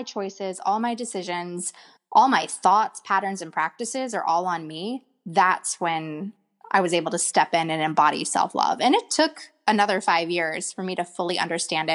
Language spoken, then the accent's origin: English; Atlanta, Georgia, United States; moved away as an adult; now in Los Angeles, United States; I grew up in Atlanta